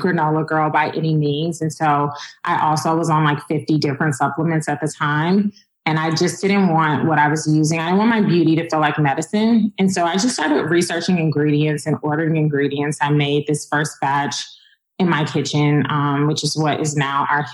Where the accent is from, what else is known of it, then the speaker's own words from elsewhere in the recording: Chicago, Illinois, United States; moved away; also born or lived in Atlanta / Los Angeles; I'm originally from Chicago